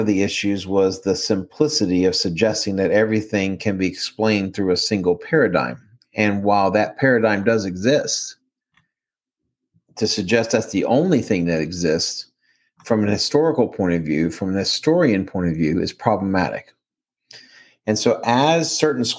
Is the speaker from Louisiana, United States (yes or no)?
no; Baltimore, Maryland, United States; accent: Maryland; moved away; also born or lived in the South; I grew up in Baltimore when it was changing from a steel industrial